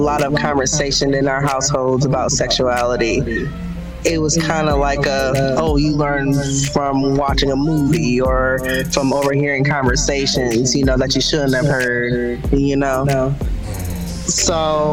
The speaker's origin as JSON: {"language": "English", "town": "Toledo", "region": "Ohio", "country": "United States", "tie": "born or raised there", "said": "born and raised in Toledo"}